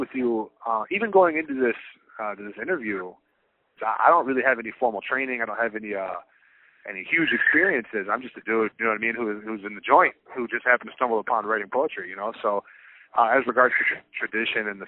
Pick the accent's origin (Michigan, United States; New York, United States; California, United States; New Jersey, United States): Michigan, United States; Clarkston; now in Freeland, United States; I grew up outside of Detroit, to be more fair, outside of Pontiac, Michigan